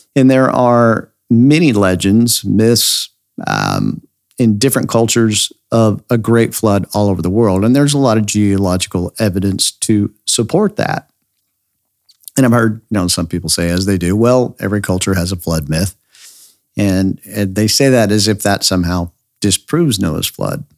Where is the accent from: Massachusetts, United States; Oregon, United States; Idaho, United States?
Idaho, United States; I grew up near the Snake River Canyon in Idaho